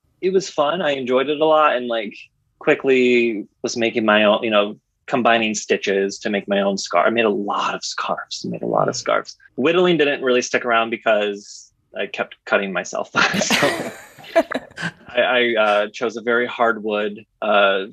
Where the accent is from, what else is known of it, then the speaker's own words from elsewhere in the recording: Midwest, United States; I'm originally from the Midwest